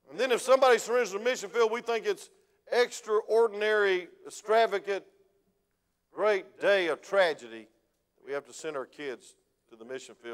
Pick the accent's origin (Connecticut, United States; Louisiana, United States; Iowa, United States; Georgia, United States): Georgia, United States; When I came from South Georgia, we didn't act that way. It was farmers that were kind of laid back.